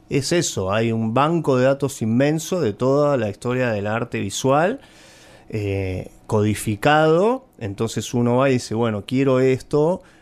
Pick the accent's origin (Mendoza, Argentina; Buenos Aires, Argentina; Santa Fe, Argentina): Buenos Aires, Argentina; Soy un porteño de ley, me encantan nuestros cruces de universos